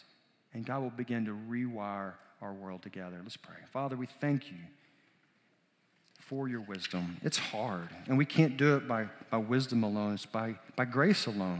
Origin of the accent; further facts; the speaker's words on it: South Arkansas, United States; also born or lived in Peru; we moved back to my home state of Arkansas